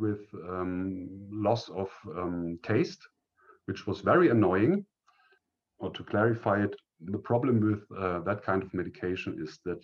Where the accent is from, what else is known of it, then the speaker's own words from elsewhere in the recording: northern Bavaria, Germany; I grew up in the northern part of Bavaria in Germany